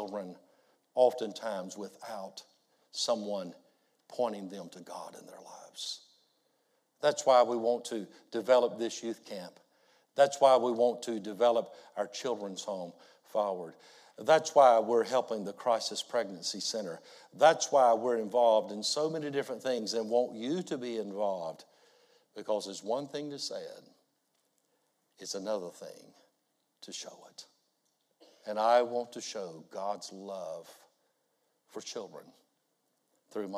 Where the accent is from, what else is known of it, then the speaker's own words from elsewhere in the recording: United States; I'm a pastor from the States.